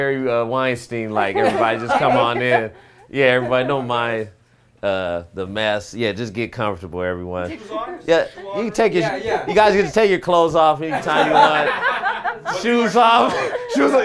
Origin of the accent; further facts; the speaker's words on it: United States; now in Canada; I'm American